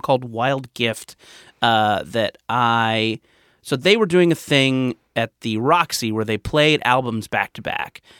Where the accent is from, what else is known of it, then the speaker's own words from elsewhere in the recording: Orange County, California, United States; I grew up in Orange County in the nineties